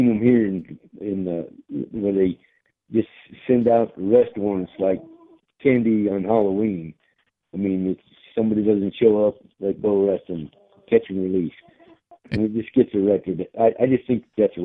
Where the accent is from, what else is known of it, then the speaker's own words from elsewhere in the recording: Ireland; now in United States; I was born in Ireland